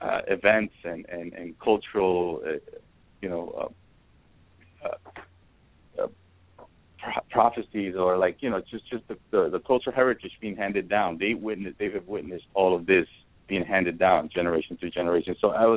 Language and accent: English; New York City, New York, United States; moved away as an adult; also born or lived in Ecuador; now in Los Angeles, United States; I was from New York. I'm from Ecuador, but I grew up in New York, and having moved